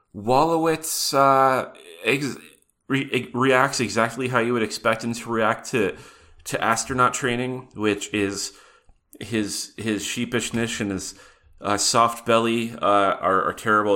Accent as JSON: {"language": "English", "town": "Butte", "region": "Montana", "country": "United States", "tie": "born or raised there", "said": "growing up in Butte, Montana"}